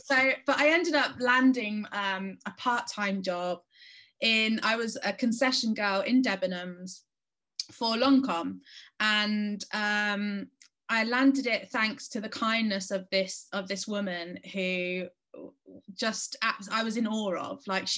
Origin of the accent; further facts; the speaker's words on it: Spain; So I grew up in Spain, which was really difficult for me because I was the only English girl in my school